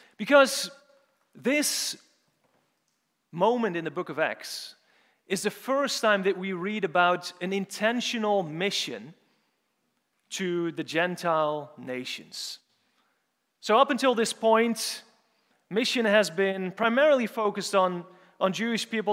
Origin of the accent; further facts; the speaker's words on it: Urk, Flevoland, Netherlands; moved away; also born or lived in St Andrews; I'm, so I'm from the Netherlands, for those of you who don't know, and I'm more specifically from a small town called, called Urk